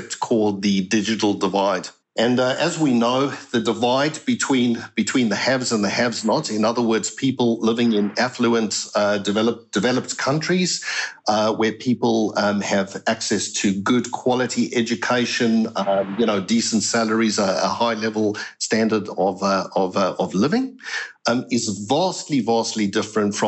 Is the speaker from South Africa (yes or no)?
yes; South Africa; now in Australia; you can hear from my accent, I'm originally from South Africa. As a kid, I got quite involved in African social issues.